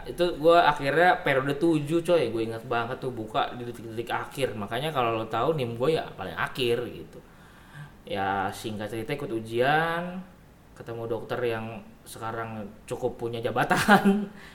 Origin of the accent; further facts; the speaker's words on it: Indonesia; kita orang Indonesia